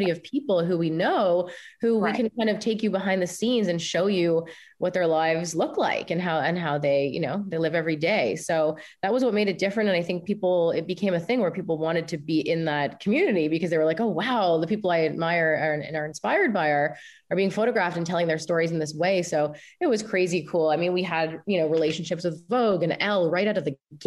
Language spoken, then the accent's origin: English; Canada; me, I think, being Canadian